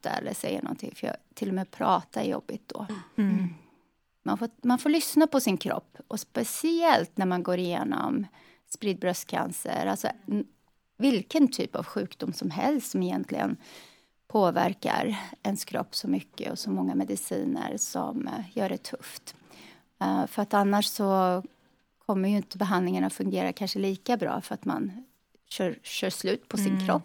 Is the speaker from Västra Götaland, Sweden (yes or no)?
yes; Lidköping, Västra Götaland, Sweden; accent: västgötska; now in Charlotte, United States; I Lidköping på Västgötaslätta, vid Värner.